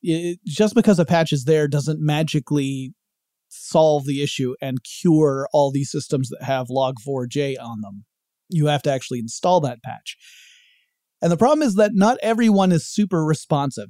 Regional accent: Georgia, United States; my home state of Georgia

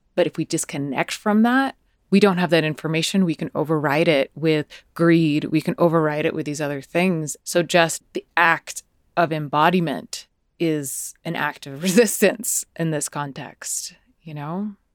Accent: United States; accent: American; my American accent

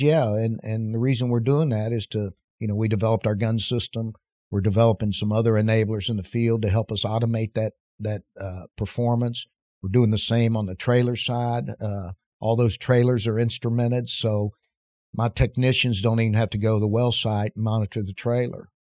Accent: West Virginia, United States; moved away as an adult; also born or lived in Casper, Wyoming; growing up in West Virginia

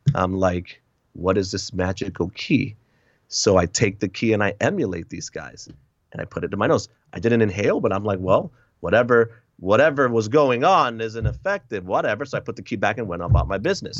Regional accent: Hartford, Connecticut, United States; moved away as an adult; also born or lived in Puerto Rico / Lowell, Massachusetts; now in Wisconsin, United States; I grew up in, uh, Connecticut, Massachusetts, those two states

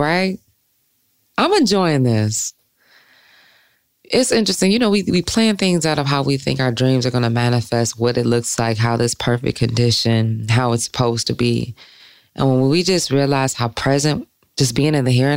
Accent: Detroit, Michigan, United States; I'm from Detroit.

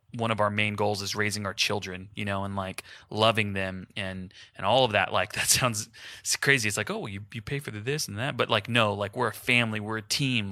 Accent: Houston, Texas, United States; now in Wichita, United States; So my family's in Houston. I'm from Houston

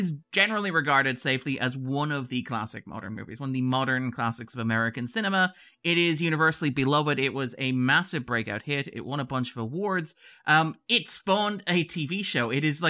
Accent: Ireland; I've had people tell me that I don't sound like an Irishman. I'm not convincing as an Irishman.

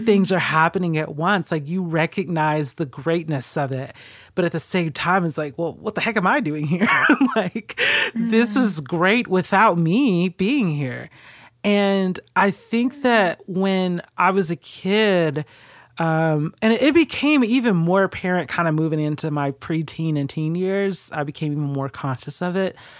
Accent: Stone Mountain, Georgia, United States; also born or lived in California; I grew up specifically in Stone Mountain

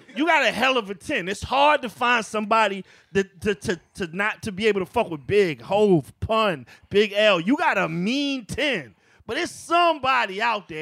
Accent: Virginia, United States; I'm from Virginia

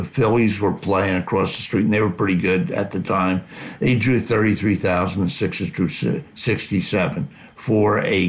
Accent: Philadelphia, Pennsylvania, United States; I grew up in Philadelphia where we had a bunch of Hall of Fame coaches.

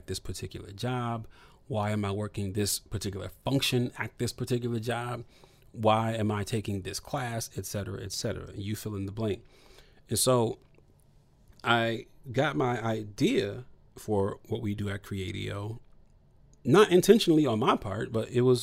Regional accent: Toledo, Ohio, United States; I'm from Toledo, Ohio

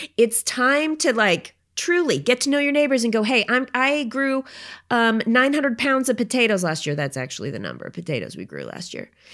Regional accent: Oregon, United States; moved away; I grew up in Oregon

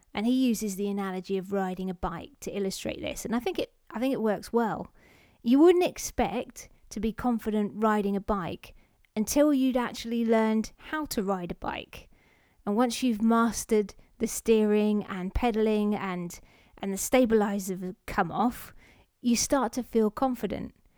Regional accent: London, United Kingdom; I was born in London, not Russia

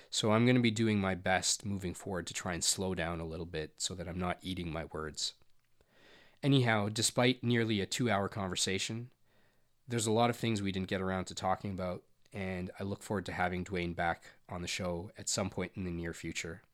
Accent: Alberta, Canada; I've been born and raised here, and I grew up in Alberta

